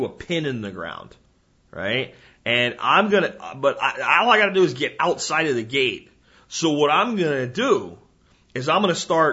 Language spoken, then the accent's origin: English; New Jersey, United States; moved away; I was born in New Jersey. You know, it's hard to completely turn your back on a place where you were born. There's some part of me will always be a Jersey kid, you know? But I can't see living there